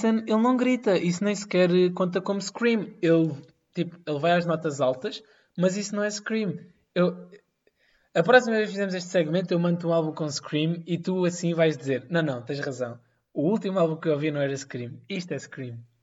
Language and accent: Portuguese; Amadora, Lisbon, Portugal; eu sou da Madorna